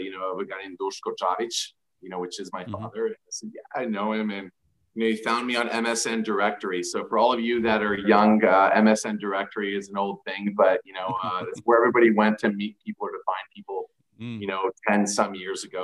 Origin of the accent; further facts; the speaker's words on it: Anaheim, California, United States; I was born in Anaheim, California